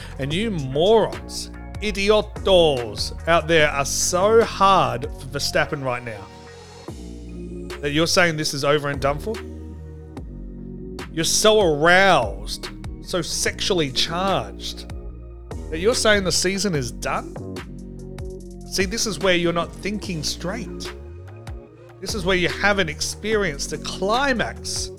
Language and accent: English; Australia; I'm a huge Mark Webber fan. All right, I'm Australian. We have to. It's the law.